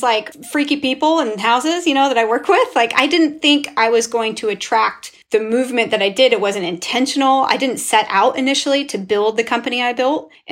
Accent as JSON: {"language": "English", "town": "Estacada", "region": "Oregon", "country": "United States", "tie": "born or raised there", "lives_now": "Portland, United States", "said": "I am from Estacada, Oregon, an all-white community in rural Oregon"}